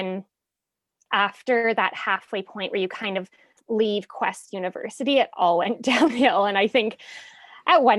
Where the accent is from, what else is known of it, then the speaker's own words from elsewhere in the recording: Vancouver Island, British Columbia, Canada; moved away as an adult; now in Vancouver, Canada; I'm from Vancouver Island